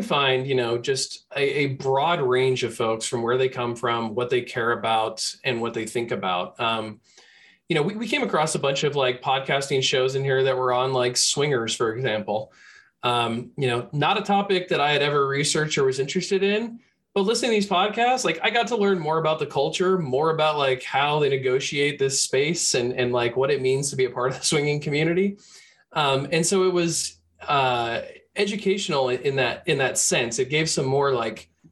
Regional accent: Bay Area, California, United States; growing up in the Bay Area

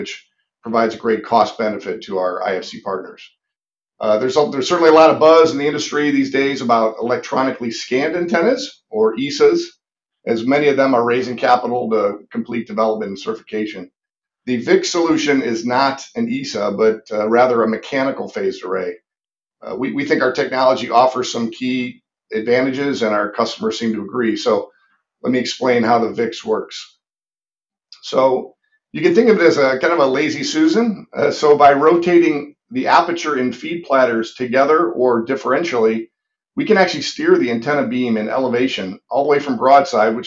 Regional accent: Cleveland, Ohio, United States; moved away as an adult; also born or lived in Indiana / Los Angeles, California; I'm originally from Cleveland, Ohio, and still a Browns fan

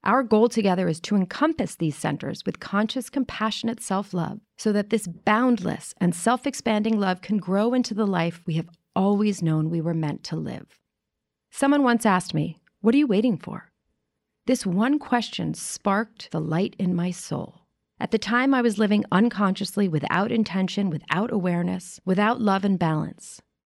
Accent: New York City, New York, United States; you and I grew up as girls in New York City in an all-girls private school

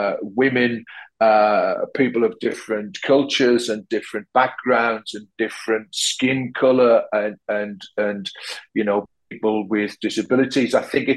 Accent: Sunderland, North East England, United Kingdom; now in London, United Kingdom; hopefully sound like I'm from Sunderland, except when I go back there and people say, "Where you're from, like?" because you know, my accent, I've lived in London for a long time now, and my accent has kind of, I suppose, changed and moderated over the years

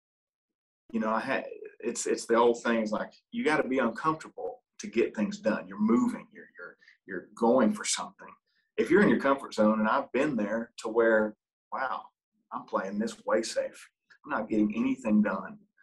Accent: Ohio, United States; moved away; my home state in Columbus and Cincinnati

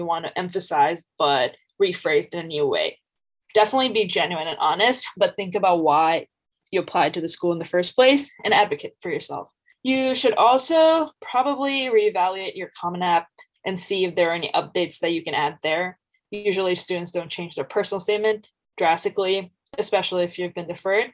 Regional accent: Bangladesh; moved away as an adult; I'm originally from Bangladesh

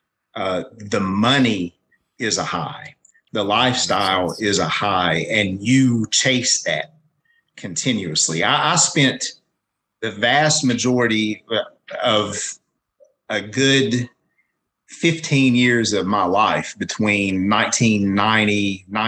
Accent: Williamson, West Virginia, United States; my hometown, which is Williamson in Mingo County, West Virginia

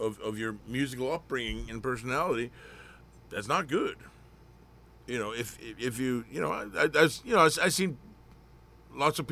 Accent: Bamble, Vestfold og Telemark, Norway; English is a second language; moved away as an adult; also born or lived in Oslo, Norway; now in United States; I'm, you know, from a very small town in Norway. It's in the county of Bamble

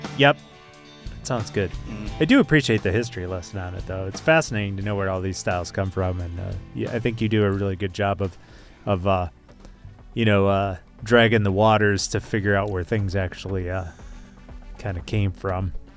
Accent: Wisconsin, United States; I am from Wisconsin

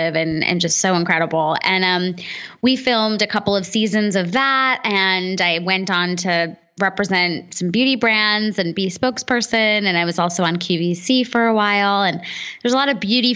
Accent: United States; as an American kid, I was first generation American

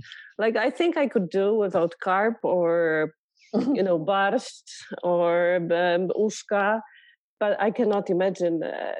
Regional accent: Sopot, Pomeranian Voivodeship, Poland; moved away as an adult; also born or lived in Poznań / Egypt; now in Edmonton, Canada; I am a violinist, raised and educated in Poland. I grew up in Sopot and went to music school in Gdańsk.

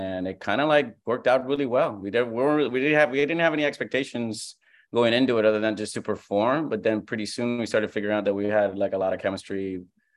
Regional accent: Puerto Rico; moved away as an adult; also born or lived in Fresno, California / New York; now in Los Angeles, United States; I am from Puerto Rico. I was born and raised in Puerto Rico, and I left after my freshman year of college

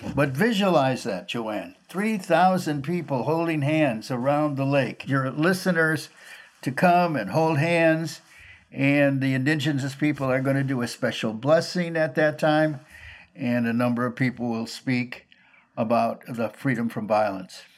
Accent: Minneapolis, Minnesota, United States; I grew up in North Minneapolis, 2723 Oliver Avenue North.

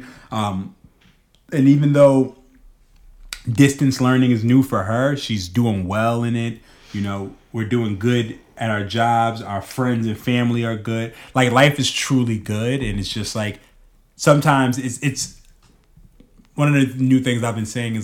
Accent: New York City, New York, United States; moved away; I'm a kid from Harlem.

